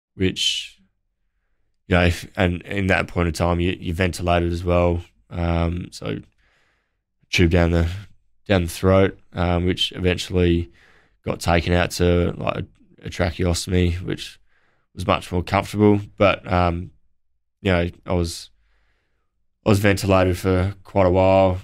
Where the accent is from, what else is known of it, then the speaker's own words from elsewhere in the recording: Naracoorte, South Australia, Australia; growing up in Narracort